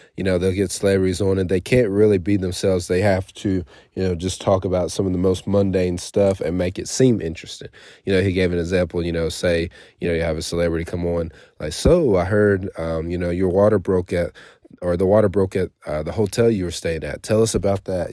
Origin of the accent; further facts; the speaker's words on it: United States; I was born here in America